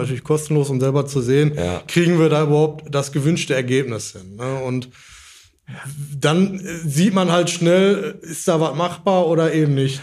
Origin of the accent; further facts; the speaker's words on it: Dortmund, North Rhine-Westphalia, Germany; moved away as an adult; now in Kirchhellen, Germany; Äh, ich bin aufgewachsen in Dortmund